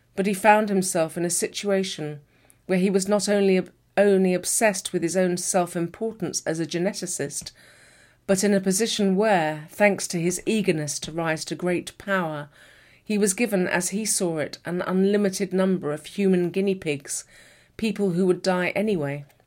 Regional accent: United Kingdom; I'm a British author

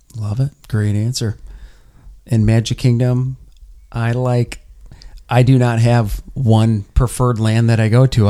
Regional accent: Minnesota, United States; Us Minnesotans

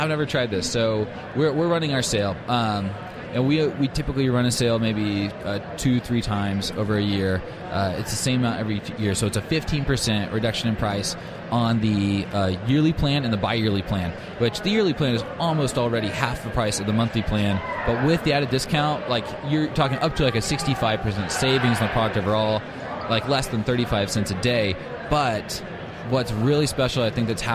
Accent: Oklahoma, United States; we're from Oklahoma

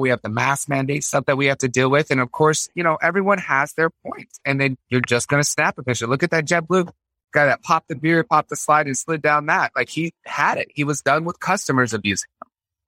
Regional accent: Concord, Massachusetts, United States; born there; also born or lived in Fort Greely, Alaska / Florida; I was born in Concord, Massachusetts.

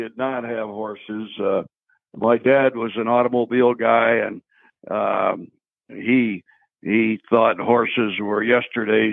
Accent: Nicholson, Pennsylvania, United States; also born or lived in Tunkhannock, Pennsylvania; I grew up in Nicholson, which is a little town about 13 miles from here

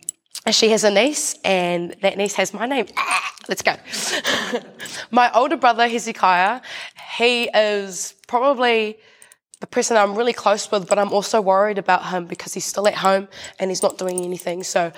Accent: New Zealand; I'm proud to be Māori.

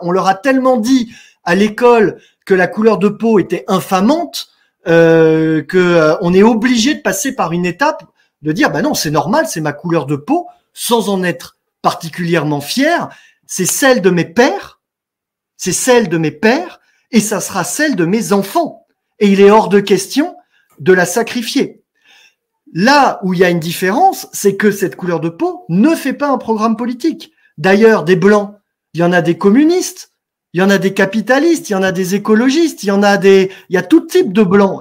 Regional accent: France; Nous sommes chez nous, nous sommes sur notre terre, nous sommes des Français

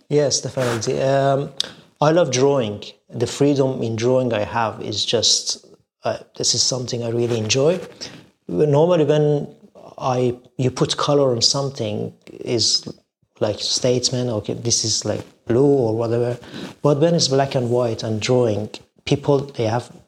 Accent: Shiraz, Fars, Iran; now in London, United Kingdom; I was born in Iran, a beautiful city of Shiraz, in an artistic family

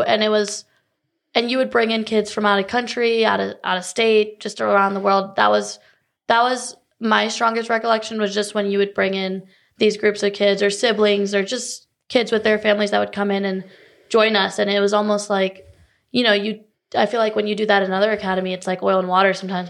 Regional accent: Cary, North Carolina, United States; also born or lived in Chicago, Illinois; now in Charlotte, United States; I was born actually right outside Chicago, but I grew up in Cary, Raleigh, you know, the Triangle area

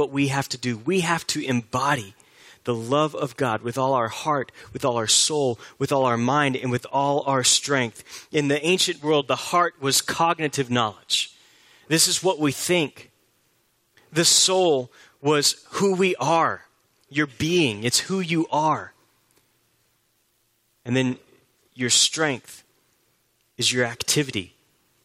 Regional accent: Houston, Texas, United States; I grew up in Houston, and I grew up with a love for the Houston Astros

